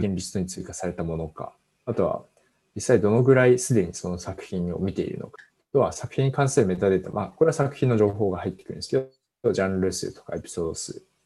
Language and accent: Japanese; Fukushima, Japan; 僕は地元が福島なんですけど